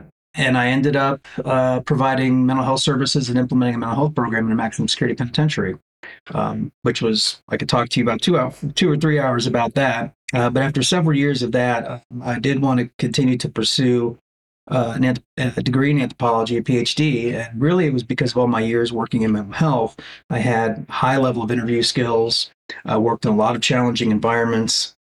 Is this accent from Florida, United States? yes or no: yes; South Florida, United States; I grew up in South Florida